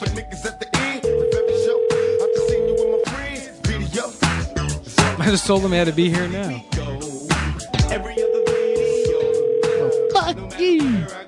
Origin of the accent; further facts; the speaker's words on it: Orlando, Florida, United States; When I was a kid, I was 17. I grew up in Orlando